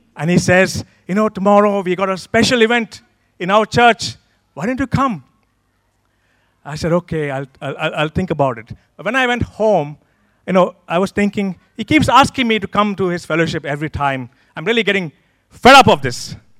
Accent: Pune, Maharashtra, India; moved away as an adult; now in United Kingdom; I'm one of the pastors in this church. I come from a city called Pune

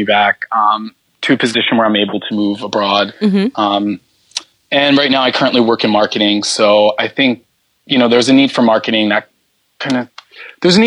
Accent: United States; guy from the US

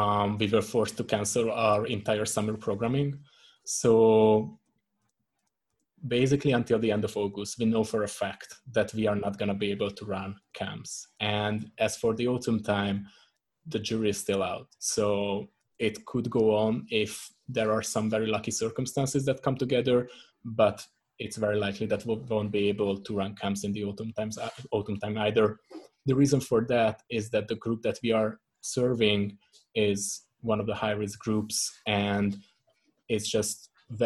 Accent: Hungary; now in Prague, Czech Republic; originally I'm from Hungary

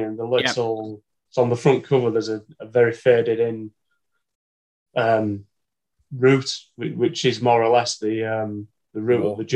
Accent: Leeds, Yorkshire and the Humber, United Kingdom; at heart, I'm a city boy, born and bred in Leeds.

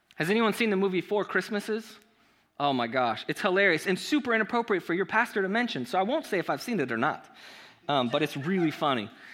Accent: Chula Vista, California, United States; also born or lived in Gardena, California; I was raised in Gardena, California, uh, a couple blocks away from Compton, um, until I was in fourth grade when my family moved me to Chula Vista

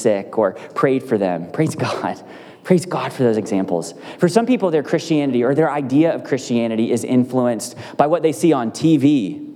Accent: United States; I'm from America

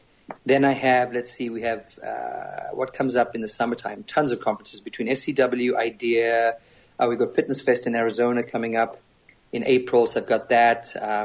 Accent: Zambia; accent: a little English, a little South African; moved away; also born or lived in South Africa; So born and raised in Zambia in Africa, probably a nation that most people don't know where it is.

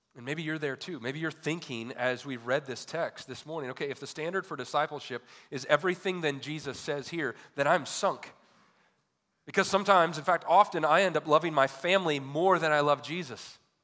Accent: Michigan, United States; growing up in Michigan

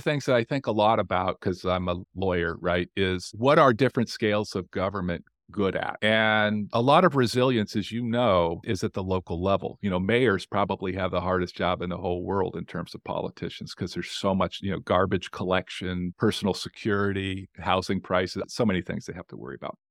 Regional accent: Las Vegas, Nevada, United States; moved away as an adult; now in New Orleans, United States; I grew up in Las Vegas

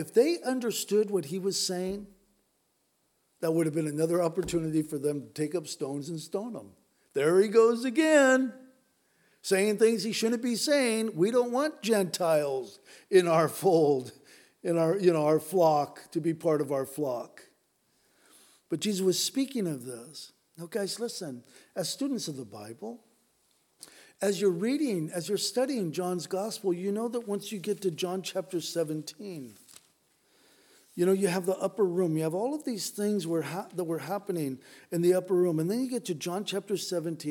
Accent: United States; especially as American Christians

